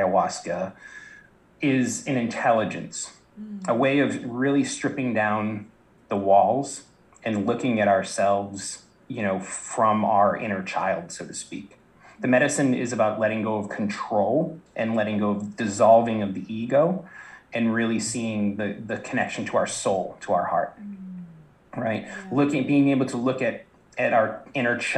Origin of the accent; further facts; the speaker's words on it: south of Boston, Massachusetts, United States; I grew up in the East Coast, Boston, south of Boston, very blue collar town